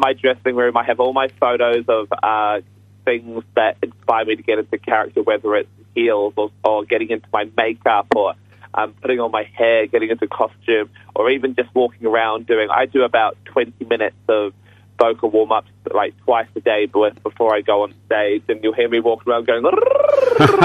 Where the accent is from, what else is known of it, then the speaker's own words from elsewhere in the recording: United Kingdom; being a British guy myself